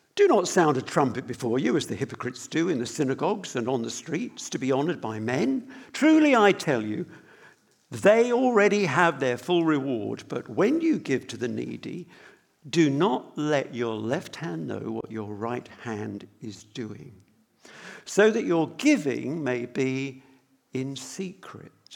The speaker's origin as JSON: {"language": "English", "country": "United Kingdom", "said": "we're British"}